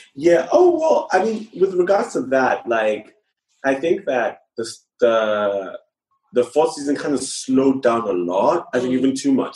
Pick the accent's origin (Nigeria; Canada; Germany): Nigeria; moved away as an adult; now in London, United Kingdom; I grew up primarily in Nigeria.